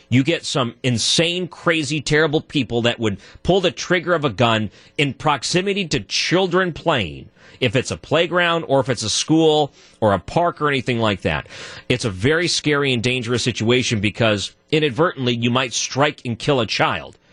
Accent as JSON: {"language": "English", "area": "outside of Detroit", "region": "Michigan", "country": "United States", "tie": "born or raised there", "moved": "yes", "said": "I grew up outside of Detroit"}